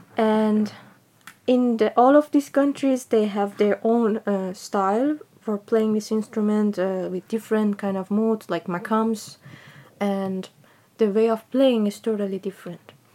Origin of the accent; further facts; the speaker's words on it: Tehran, Tehran Province, Iran; I'm from Iran uh, from the capital, Tehran